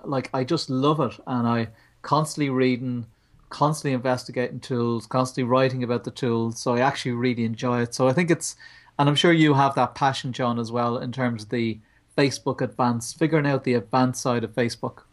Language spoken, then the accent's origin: English; Ireland; We're Irish